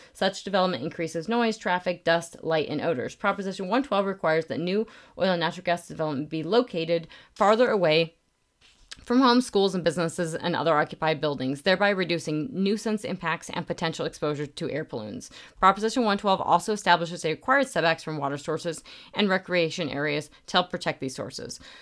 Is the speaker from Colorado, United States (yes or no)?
yes; Moffat County, Northwest Colorado, United States; I'm from Northwest Colorado, I'm from Moffett County